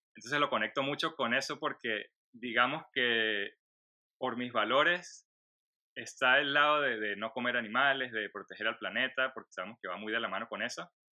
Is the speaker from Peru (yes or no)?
no; Venezuela; moved away as an adult; also born or lived in Colombia; now in Orlando, United States; nací en Venezuela, vivo ahora en Estados Unidos